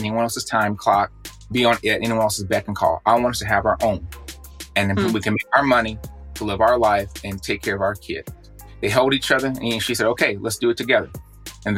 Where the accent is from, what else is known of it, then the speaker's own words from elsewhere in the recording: Houston, Texas, United States; being a person of color living in a high crime, high density neighborhood in Houston